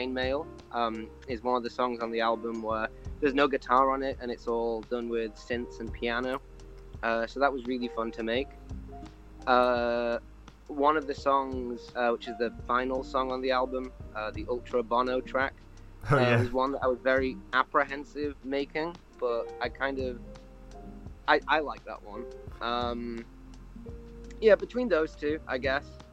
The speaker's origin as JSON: {"language": "English", "town": "Barnsley", "region": "Yorkshire and the Humber", "country": "United Kingdom", "also_born_or_lived": "Manchester", "said": "I'm from Barnsley, in Yorkshire"}